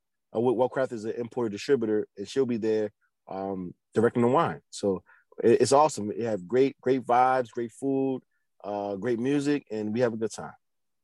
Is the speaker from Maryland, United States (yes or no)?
yes; Baltimore, Maryland, United States; So we're from East Baltimore. Our shop is in East Baltimore. So our roots are here.